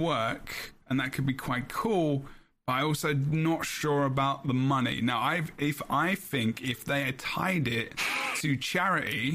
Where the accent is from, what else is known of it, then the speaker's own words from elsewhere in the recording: London, United Kingdom; I'm from London